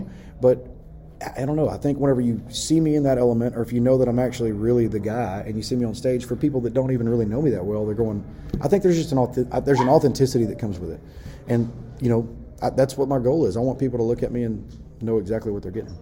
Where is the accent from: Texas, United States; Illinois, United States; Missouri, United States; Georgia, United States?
Texas, United States; I came from Texas